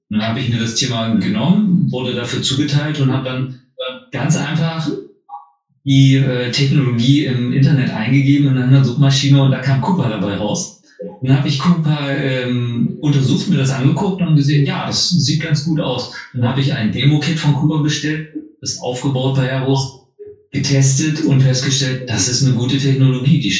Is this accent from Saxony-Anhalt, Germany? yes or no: yes; Saxony-Anhalt, Germany; now in Oldenburg, Germany; sondern ich komme aus Sachsen-Anhalt, aber bin jetzt halt schon seit über 20 Jahren hier im nördlichen Raum ähm, ansässig